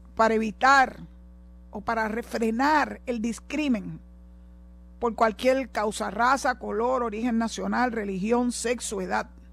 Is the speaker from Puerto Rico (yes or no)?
yes; Puerto Rico; yo soy boricua